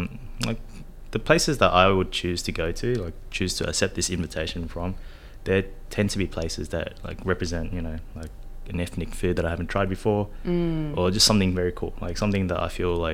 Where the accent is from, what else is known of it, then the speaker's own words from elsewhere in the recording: Sydney, New South Wales, Australia; I grew up in Southwest Sydney